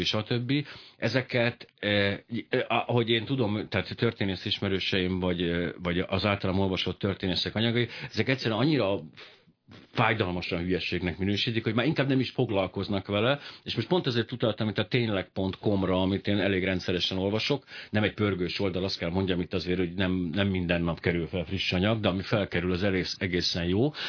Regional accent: Hungary; ma én magyar vagyok

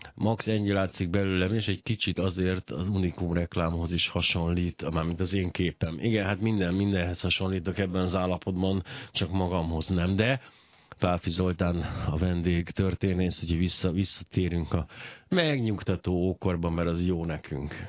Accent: Hungary; magyarnak születtem

